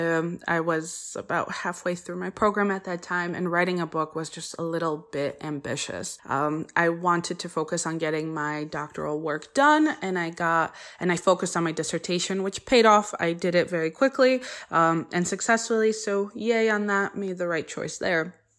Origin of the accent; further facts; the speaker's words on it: Connecticut, United States; first language Polish; English is a second language; also born or lived in Poland (ancestry); I didn't speak English, uh, until I went to preschool, even though I was born here